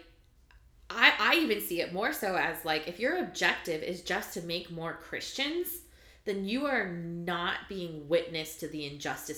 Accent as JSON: {"language": "English", "region": "California", "country": "United States", "tie": "born or raised there", "said": "I grew up in California"}